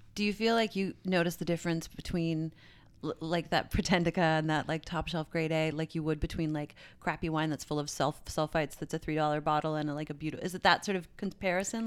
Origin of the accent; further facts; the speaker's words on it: St. John's, Newfoundland and Labrador, Canada; moved away; in retail shops like in my hometown